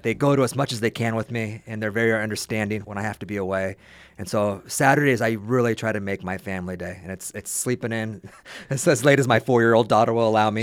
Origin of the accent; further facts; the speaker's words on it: California, United States; back to California and back into my hometown